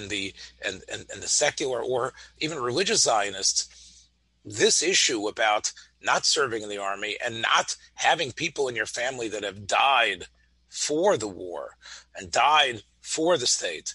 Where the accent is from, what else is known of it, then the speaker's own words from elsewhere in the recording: Memphis, Tennessee, United States; as a boy growing up in Memphis, Tennessee